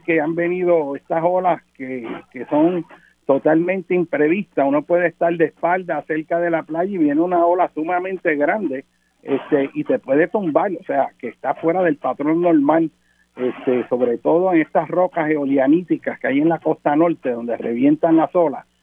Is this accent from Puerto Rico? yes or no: yes; Puerto Rico; nosotros como puertorriqueños